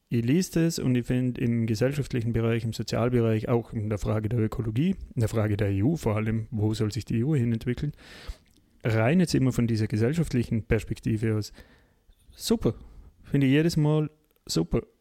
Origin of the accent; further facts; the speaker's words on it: Austria; die man uns ja uns erst als Österreicher, wir waren ja da relativ spät, oder?